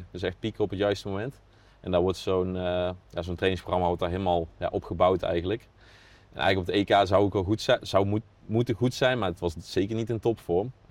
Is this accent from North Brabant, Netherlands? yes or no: yes; North Brabant, Netherlands; now in Apeldoorn, Netherlands; Maar ik, ik, ik, woon ook in de weekenden nog wel in Brabant en daar ben ik ook nog graag. Dus ja, door de week in Apeldoorn, het weekend in Brabant.